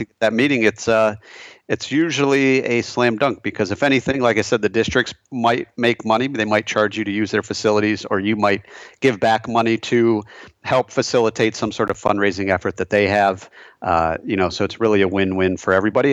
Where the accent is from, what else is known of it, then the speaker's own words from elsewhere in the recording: Michigan, United States; moved away as an adult; also born or lived in Chicago; I'm a fellow Michigander, so I grew up in Michigan, lived there my whole life until, uh, graduating from college in two thousand seven